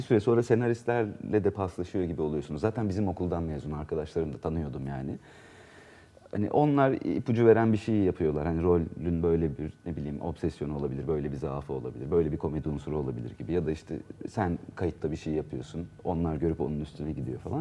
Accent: Ankara, Turkey; also born or lived in Isparta / Burdur / Antalya; 2 yaşındayken Ankara'ya zaten gelmişler. Ben hep Ankara'da

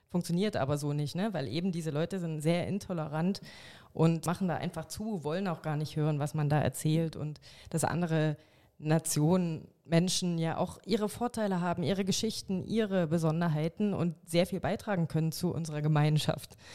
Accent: Saxony, Germany; Und ich glaube, es ist bedingt durch die DDR-Vergangenheit, dass halt ne, meine Heimat Sachsen, mein, auch mein Dorf, dass da AfD so von dran ist

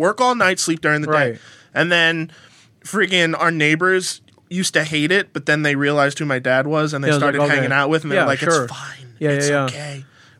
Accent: Jersey City, New Jersey, United States; moved away; when I was growing up in Jersey City

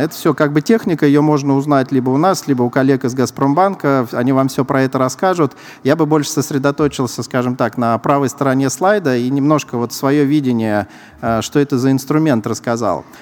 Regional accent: Saint Petersburg, Russia; Я сам из Санкт-Петербурга

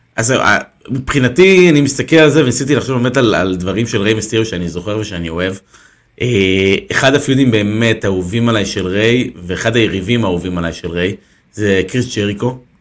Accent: Israel; אנחנו כישראלים

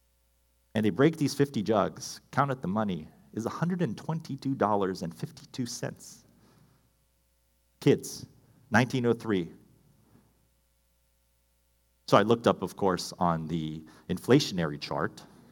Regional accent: Hawaii, United States; I grew up in Hawaii, small town, fantastic place.

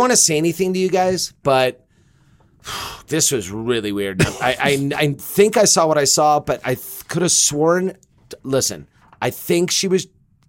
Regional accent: Los Angeles, California, United States; because I'm from Los Angeles.

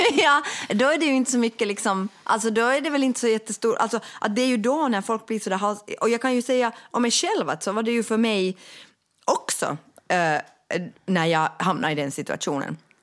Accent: Finland; vi de facto är en diskriminerad folkgrupp

